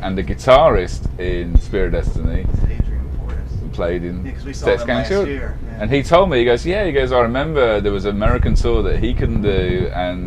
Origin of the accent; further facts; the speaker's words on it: Birmingham, West Midlands, United Kingdom; moved away as an adult; also born or lived in London; now in Los Angeles, United States; I'm originally from Birmingham, UK. So, yeah, it would have been when I was living in Birmingham, you know, probably maybe 18 years old